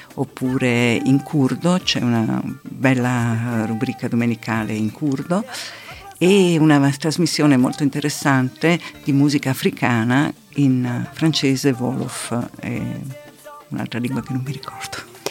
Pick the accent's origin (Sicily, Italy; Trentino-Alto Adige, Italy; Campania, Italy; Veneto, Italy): Trentino-Alto Adige, Italy; Merano; also born or lived in Rome; now in Bolzano, Italy; sono nata a Merano, ma da molti anni vivo a Bolzano